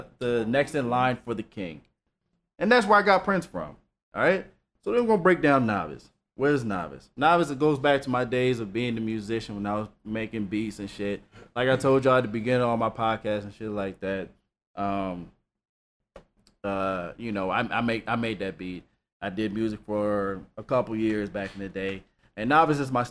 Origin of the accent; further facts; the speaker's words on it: Nigeria; I'm Nigerian.